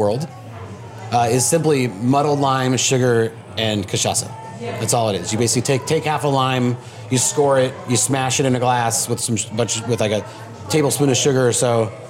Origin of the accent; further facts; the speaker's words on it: Seattle, Washington, United States; I grew up in Seattle, so I grew up backpacking and hiking